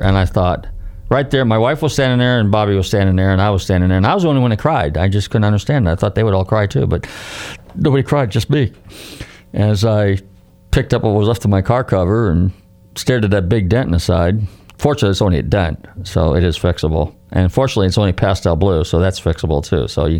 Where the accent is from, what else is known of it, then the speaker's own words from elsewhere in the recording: California, United States; And growing up in Northern California, there was a few dealerships, and I had seen those.